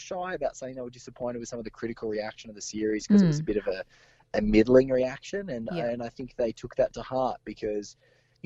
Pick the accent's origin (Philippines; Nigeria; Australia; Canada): Australia; as an Australian person